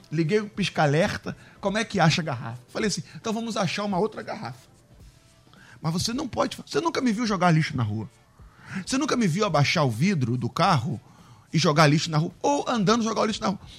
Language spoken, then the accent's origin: Portuguese; Rio de Janeiro, Brazil; Eu amo a minha cidade, amo o Rio de Janeiro, sou carioca, nasci em Bom Sucesso, Hospital Geral de Bom Sucesso, ao lado da minha igreja.